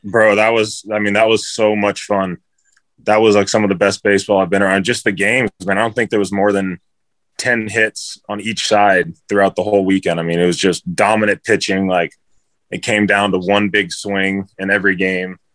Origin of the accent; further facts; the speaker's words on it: San Diego, California, United States; I'm from San Diego